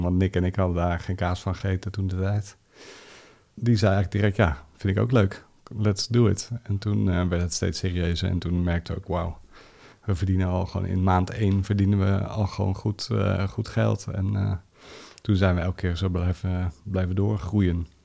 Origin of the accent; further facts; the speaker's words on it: The Hague, South Holland, Netherlands; Ik ben eh, geboren in Den Haag